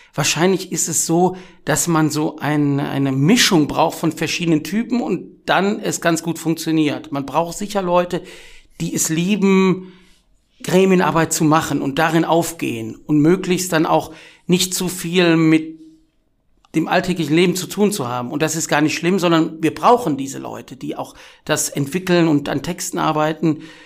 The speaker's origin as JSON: {"language": "German", "town": "Wuppertal", "region": "North Rhine-Westphalia", "country": "Germany", "said": "Ich komme aus Wuppertal, das macht einen großen Teil meiner Identität aus"}